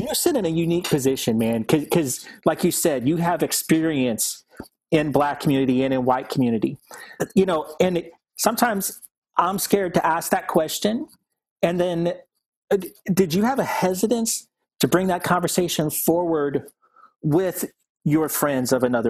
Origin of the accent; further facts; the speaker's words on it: Ferguson, Missouri, United States; Like, that's the neighborhood I grew up in. I grew up in Ferguson, Missouri